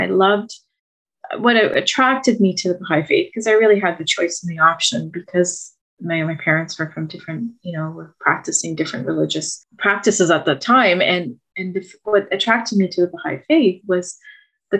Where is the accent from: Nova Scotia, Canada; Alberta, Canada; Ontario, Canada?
Ontario, Canada; Mauritius; first language French; English is a second language; I grew up in Mauritius, a little island off the coast of Madagascar, you know, in the middle of the Indian Ocean. I came to Canada at the age of 6, December of 1978